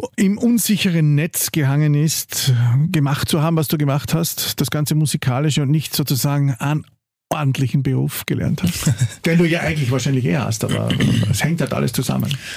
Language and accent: German; Carinthia, Austria; now in Vienna, Austria; wir als Kärntner